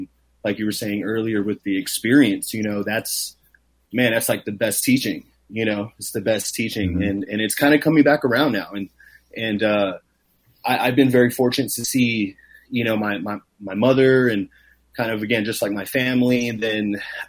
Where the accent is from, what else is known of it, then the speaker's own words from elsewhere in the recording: Los Angeles, California, United States; And I come from Los Angeles, where, like, in the 80s and the 90s, you know, there was a big, Native urban community in Los Angeles. And, my family was a part of the Indian Center, you know, there